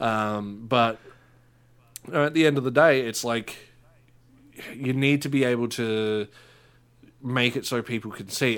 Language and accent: English; Australia; we're Australian